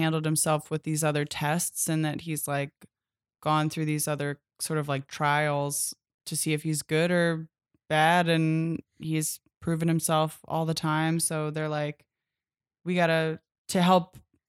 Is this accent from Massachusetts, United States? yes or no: no; Philadelphia, Pennsylvania, United States; we're from Philadelphia